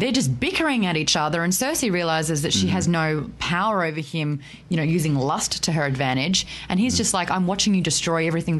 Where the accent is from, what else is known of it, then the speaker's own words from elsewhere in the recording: Australia; As an Australian